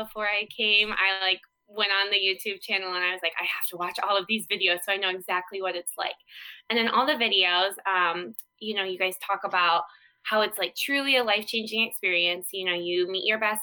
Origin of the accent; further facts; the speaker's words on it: Iowa, United States; small town Iowa girl ended up in California on the lake